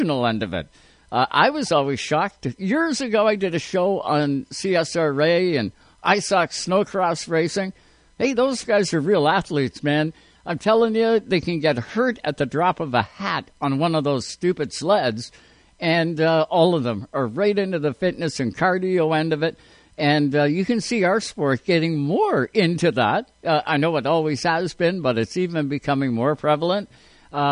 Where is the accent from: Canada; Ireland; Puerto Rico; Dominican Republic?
Canada; we're Canadian.